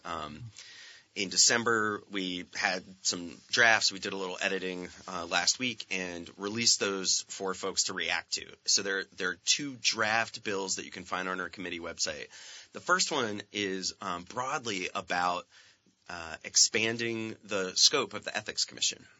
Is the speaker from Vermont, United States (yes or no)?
yes; Franklin County, Vermont, United States; also born or lived in California; I grew up in Franklin County